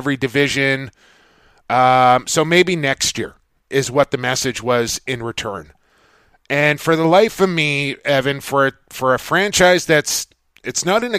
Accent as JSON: {"language": "English", "town": "Vancouver", "region": "British Columbia", "country": "Canada", "said": "I'm from Vancouver."}